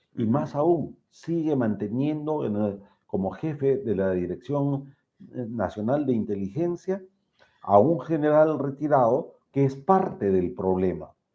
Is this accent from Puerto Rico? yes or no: no; Peru; como peruano